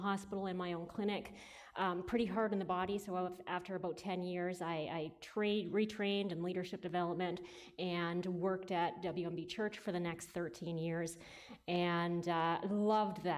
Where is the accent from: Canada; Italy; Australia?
Canada; Listowel, Ontario; now in Kitchener-Waterloo, Canada; I was raised in Listowel and went to Listowel Mennonite Church growing up.